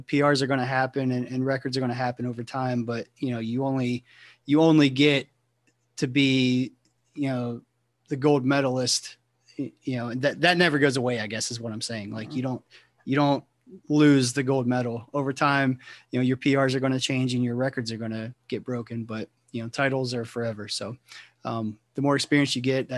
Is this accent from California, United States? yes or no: no; Ohio, United States; moved away; I'm from Ohio originally, and you know, when I was in high school